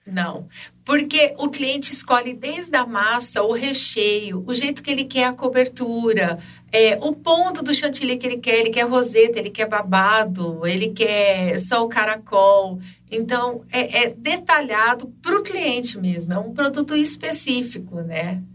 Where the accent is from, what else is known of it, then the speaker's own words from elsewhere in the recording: Ribeirão Preto, São Paulo, Brazil; also born or lived in Jardinópolis; Nasci aqui em Ribeirão Preto, por um tempo fui morar em Jurucê